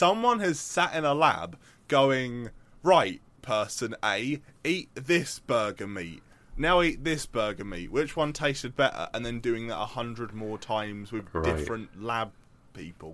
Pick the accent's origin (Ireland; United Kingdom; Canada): United Kingdom; I am the British equivalent of American redneck